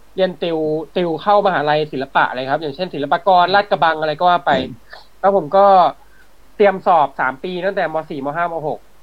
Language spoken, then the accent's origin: Thai; Samut Prakan, Thailand; ผมอยู่สมุทรปราการใช่ไหมผมเป็นคนสมุทรปราการ